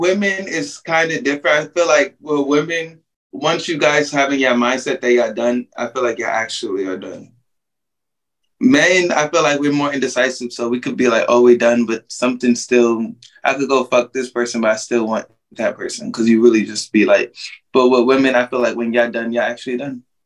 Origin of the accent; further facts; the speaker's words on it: New York, United States; now in Orlando, United States; I'm actually from New York, but I live in Orlando, Florida now